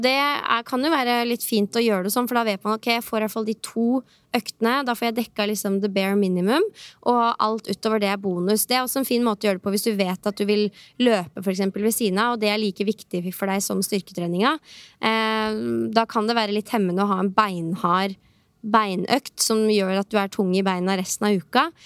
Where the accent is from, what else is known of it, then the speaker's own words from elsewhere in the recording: Norway; hjemme i Norge